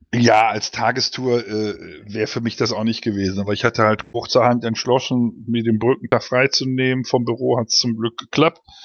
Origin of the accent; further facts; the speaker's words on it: Cologne, North Rhine-Westphalia, Germany; ich bin in Köln aufgewachsen